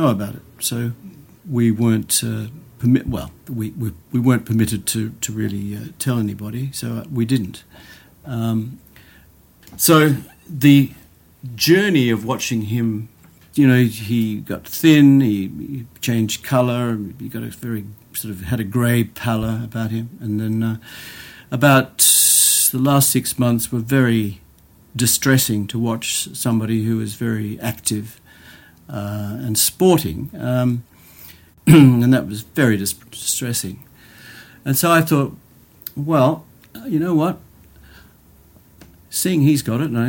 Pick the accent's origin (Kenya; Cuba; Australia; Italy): Australia; moved away as an adult; now in United Kingdom; I'm actually Australian, but I've been living in the UK for the last 28 years.